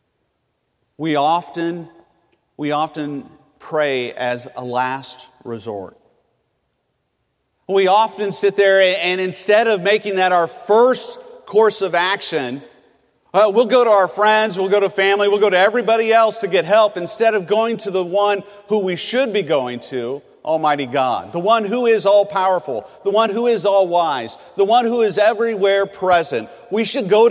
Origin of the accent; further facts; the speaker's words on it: California, United States; moved away as an adult; my family, we're from California